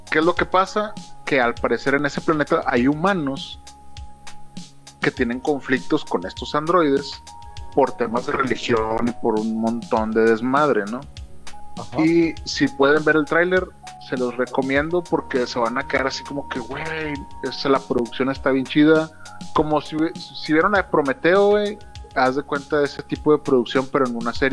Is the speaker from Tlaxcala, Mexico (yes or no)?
no; Monterrey, Nuevo León, Mexico; lo digo porque soy regio.